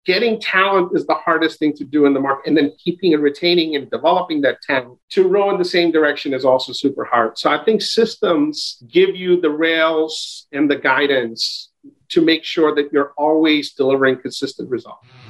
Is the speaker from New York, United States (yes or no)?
yes; New York City, New York, United States; also born or lived in Brooklyn, New York; I grew up in Queens, in Jackson Heights and Elmhurst